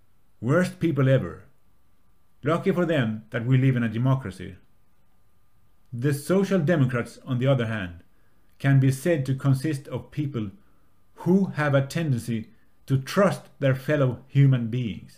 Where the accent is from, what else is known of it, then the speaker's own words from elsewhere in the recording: Lund, Skåne, Sweden; my hometown, Lund